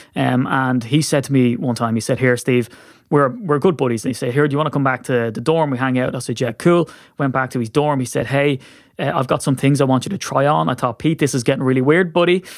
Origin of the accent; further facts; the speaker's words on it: Ireland; what I get as an Irishman